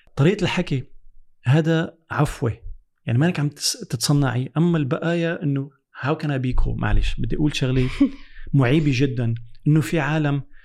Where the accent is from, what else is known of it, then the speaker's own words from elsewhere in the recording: France; also born or lived in United States; انا ربيت بفرنسا